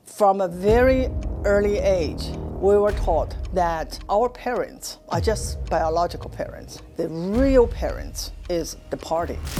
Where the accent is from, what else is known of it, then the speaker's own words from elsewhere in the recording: China; moved away as an adult; now in United States; I was born in China. I spent my first twenty-six years in Mouse, China